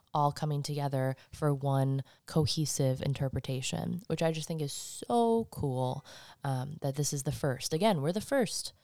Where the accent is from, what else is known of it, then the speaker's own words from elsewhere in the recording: Michigan, United States; now in Salem, United States; I come from Michigan